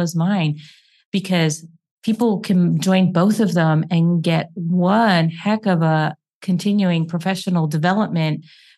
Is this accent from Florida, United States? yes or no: no; Hamburg, Pennsylvania, United States; I am from Hamburg, Pennsylvania.